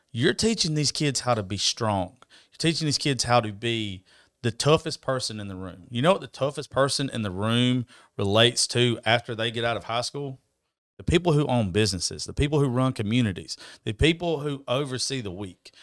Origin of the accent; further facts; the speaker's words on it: United States; moved away; my business is not in my hometown.